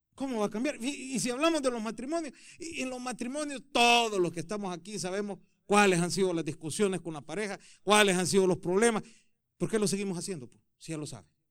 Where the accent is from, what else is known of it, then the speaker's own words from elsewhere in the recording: El Salvador; moved away; yo soy de Salvador